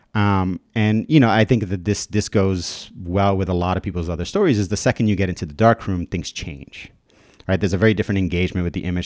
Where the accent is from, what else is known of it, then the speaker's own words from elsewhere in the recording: New York City, New York, United States; also born or lived in Dominican Republic / Albuquerque, New Mexico; I moved here from the Dominican Republic when I was eight years old. Um, and I moved to Williamsburg, Brooklyn